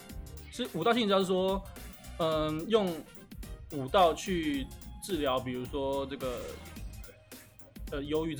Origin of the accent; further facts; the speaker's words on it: Hsinchu, Hsinchu City, Taiwan; 那今天其实邀请到我大学的一个同学啊，那其实我们都是新竹人